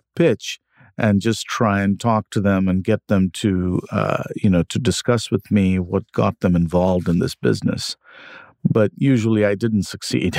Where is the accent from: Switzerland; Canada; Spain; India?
India; moved away as an adult; now in United States; I grew up in India. I came to the U S when I was in my twenties for grad school